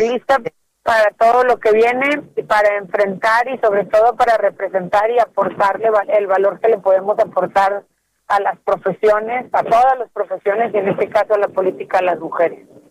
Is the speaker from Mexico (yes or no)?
yes; Mexico; como mexicanos en particular